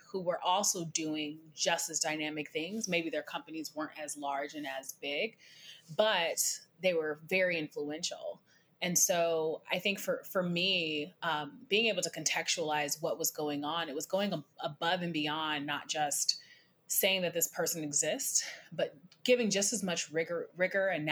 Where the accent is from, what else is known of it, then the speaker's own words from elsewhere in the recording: Seattle, Washington, United States; I grew up in Seattle